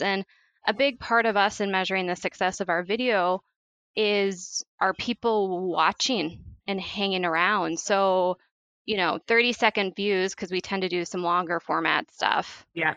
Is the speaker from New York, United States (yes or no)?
no; St. Paul, Minnesota, United States; moved away as an adult; also born or lived in Chicago, Illinois; now in Wisconsin, United States; I grew up in St. Paul, Minnesota